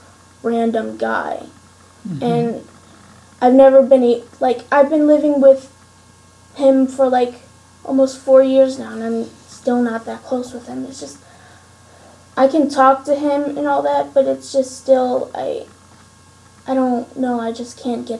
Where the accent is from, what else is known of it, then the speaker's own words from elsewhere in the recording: Steelton, Pennsylvania, United States; I was raised in Steelton, Pennsylvania, with my stepfather and his stepkids